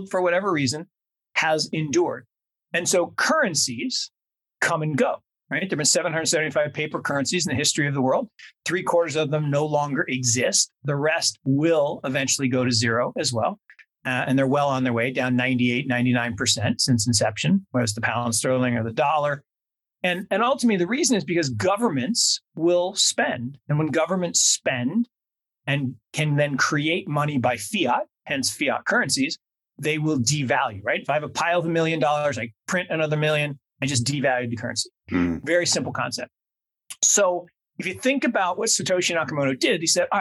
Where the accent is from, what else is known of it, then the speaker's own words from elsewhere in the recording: Seattle, Washington, United States; When I was growing up in Seattle down the road from you in the 70s